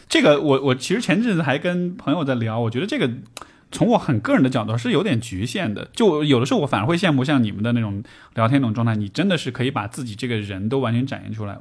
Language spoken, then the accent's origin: Chinese; Chengdu, Sichuan, China; 尤其作为成都人